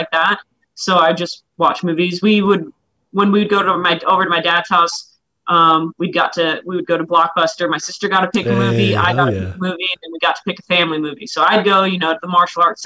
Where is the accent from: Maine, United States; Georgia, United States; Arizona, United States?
Arizona, United States; Mesa; also born or lived in Tucson, Arizona; now in Glendale, United States; me and my sister were born in Tucson and then my parents separated and my mom met my dad now. And we moved up to Mesa, Arizona, where we pretty much grew up in Mesa, Arizona. We moved from Tucson to Mesa. I was in fourth grade